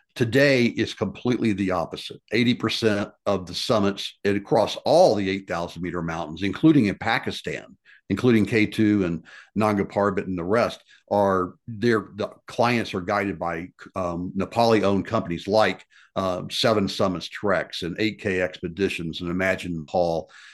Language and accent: English; Memphis, Tennessee, United States; my life growing up in Memphis, Tennessee